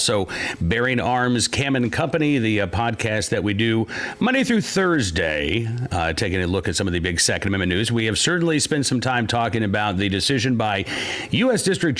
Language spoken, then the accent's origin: English; Virginia, United States; my home state of Virginia